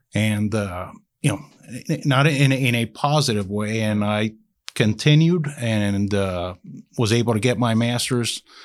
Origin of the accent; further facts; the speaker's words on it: Miami, Florida, United States; I was born in Miami, Florida